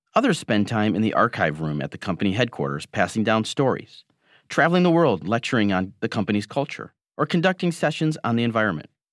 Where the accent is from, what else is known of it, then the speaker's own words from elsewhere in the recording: Michigan, United States; Growing up in Michigan